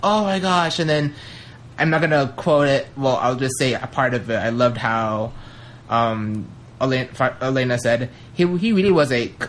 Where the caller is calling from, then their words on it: Las Vegas, Nevada, United States; from Las Vegas, and I'm finally back from Canada.